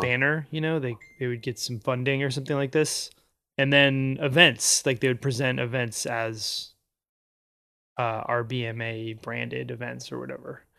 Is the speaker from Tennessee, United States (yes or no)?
no; Anchorage, Alaska, United States; I grew up in Anchorage